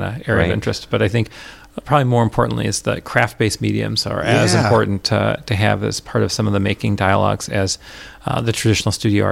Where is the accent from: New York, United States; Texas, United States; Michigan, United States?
New York, United States; Rochester; moved away as an adult; also born or lived in Richmond, Indiana / Washington, D.C.; now in Minneapolis, United States; I grew up in Rochester, New York